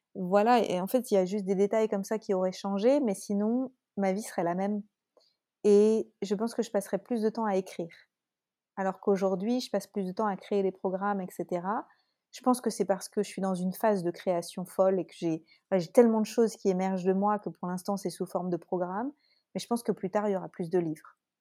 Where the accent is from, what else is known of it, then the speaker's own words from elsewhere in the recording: France; accent: French; mon accent français